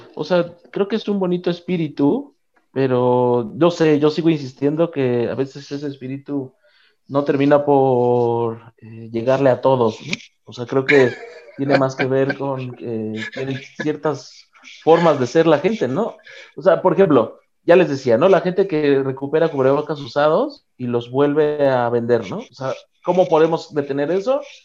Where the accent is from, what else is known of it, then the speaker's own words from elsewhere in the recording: Mexico; de donde yo vengo